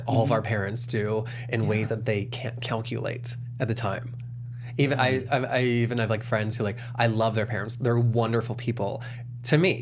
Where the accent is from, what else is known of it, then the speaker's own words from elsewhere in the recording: the South, United States; I'm from the South, so we learned